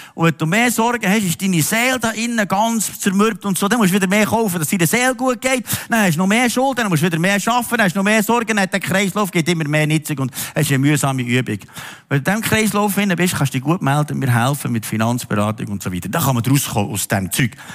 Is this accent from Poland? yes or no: no; Switzerland; uns Schweizer